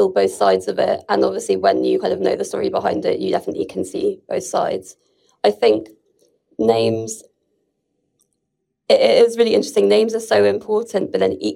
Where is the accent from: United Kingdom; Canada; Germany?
United Kingdom; London; I was born in London, but originally my mother is Lebanese